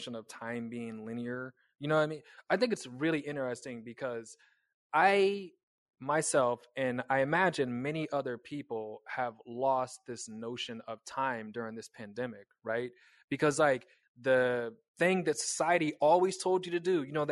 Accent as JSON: {"language": "English", "region": "Kansas", "country": "United States", "moved": "yes", "said": "I'm from Kansas. We were very, very, very, very tightly wrapped in the Bible Belt"}